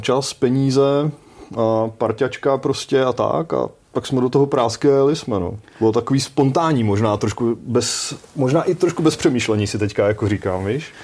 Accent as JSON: {"language": "Czech", "country": "Czechia", "said": "tady z České republiky"}